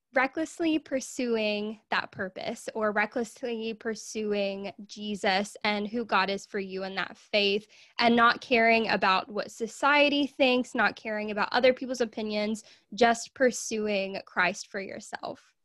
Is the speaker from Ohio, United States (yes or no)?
no; Arkansas, United States; I am from Arkansas in the U S